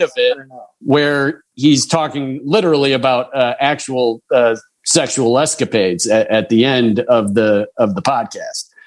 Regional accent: Chicago, Illinois, United States; I am a Cub fan, and I grew up near Wrigleyville.

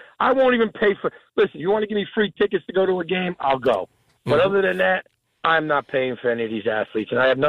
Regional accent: Lodi, New Jersey, United States; I grew up in Lodi.

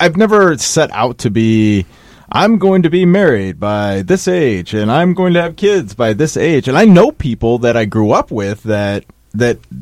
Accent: Des Moines, Iowa, United States; moved away; where I grew up in Des Moines

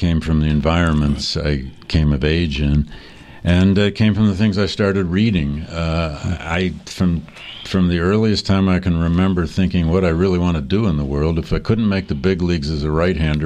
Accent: Flint, Michigan, United States; I grew up in Flint, Michigan

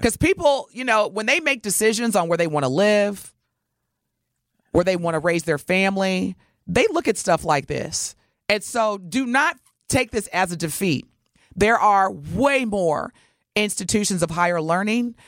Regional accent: Wisconsin, United States; also born or lived in Indiana; I was originally born in Indiana, but I've spent the majority of my life in Wisconsin

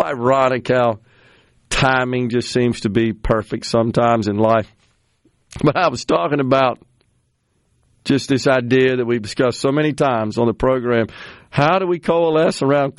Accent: Mississippi, United States; my home state, the great state of Mississippi

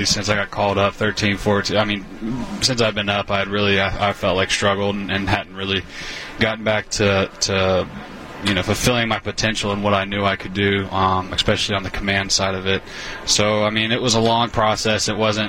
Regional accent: Niceville, Florida, United States; moved away as an adult; now in Milwaukee, United States; I grew up in Niceville, Florida, small town feel.

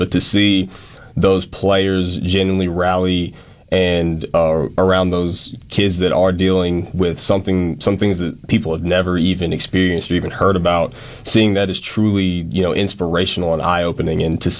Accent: the South, United States; as a kid growing up in the South

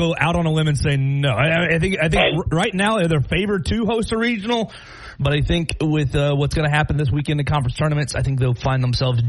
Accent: Chattanooga, Tennessee, United States; now in Alabama, United States; I was born in Chattanooga, my man.

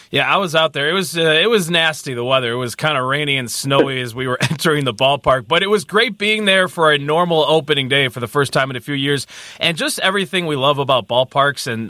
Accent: Mount Prospect, Illinois, United States; I grew up in Mount Prospect

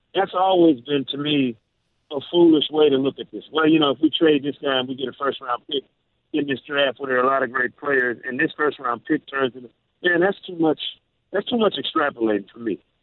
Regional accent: Michigan, United States; moved away; also born or lived in Mississippi; I'm a Jackson State guy. You know, for college, but born and raised in Michigan, a Michigan fan since birth

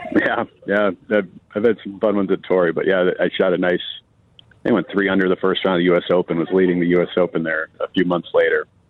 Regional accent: Chicago, Illinois, United States; moved away as an adult; now in Arizona, United States; we had a blast growing up in the Michael Jordan era.

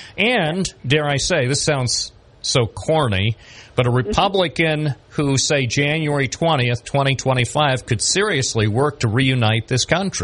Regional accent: Binghamton, New York, United States; I was born in Binghamton and I love everything about Binghamton.

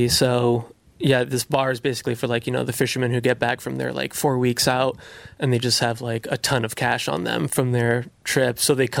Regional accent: Massachusetts, United States; also born or lived in Syracuse, New York; now in Brooklyn, United States; I'm from Massachusetts originally

